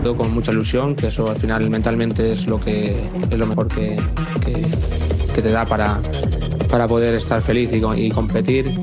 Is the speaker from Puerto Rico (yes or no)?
no; Mexico; los mexicanos somos